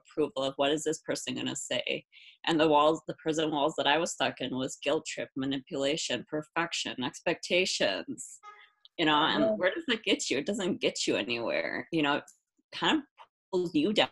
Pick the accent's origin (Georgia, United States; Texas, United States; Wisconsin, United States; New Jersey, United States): Wisconsin, United States; Milwaukee; I'm from Milwaukee, Wisconsin. I live here with my boyfriend